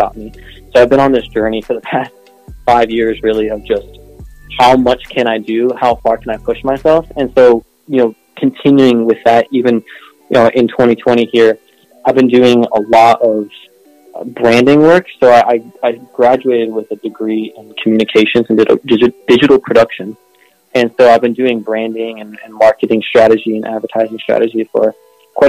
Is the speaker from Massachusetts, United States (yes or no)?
no; Charlotte, North Carolina, United States; I'm from Charlotte, North Carolina